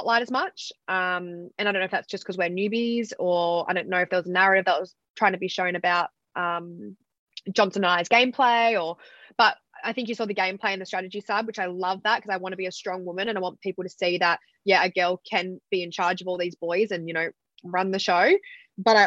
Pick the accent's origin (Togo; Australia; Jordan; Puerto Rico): Australia; Fremantle, Western Australia; moved away as an adult; also born or lived in New York; now in New South Wales, Australia; I actually grew up in Fremantle. I only moved away from home at 18, went to live in New York.